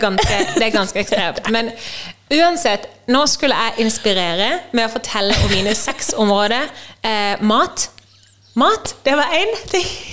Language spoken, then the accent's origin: Norwegian; Norway; moved away as an adult; jeg hjemme i Norge